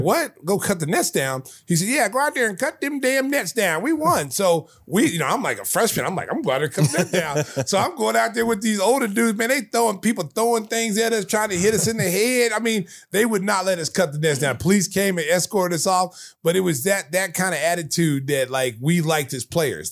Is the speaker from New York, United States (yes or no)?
no; Oklahoma, United States; I was from Oklahoma